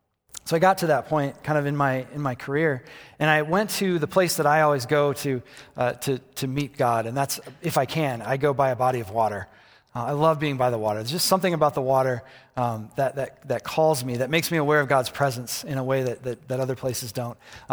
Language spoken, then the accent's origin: English; Michigan, United States; also born or lived in Colorado; I just felt called back to my hometown, back to Michigan. I was living in Colorado, felt called back to Michigan. And so I moved back to Michigan